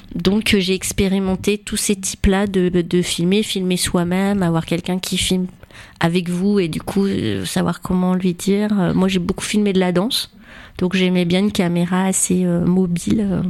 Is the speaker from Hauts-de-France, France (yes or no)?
yes; Roubaix, Hauts-de-France, France; also born or lived in Loire; now in Tours, France; je suis rentrée en sixième à Roubaix.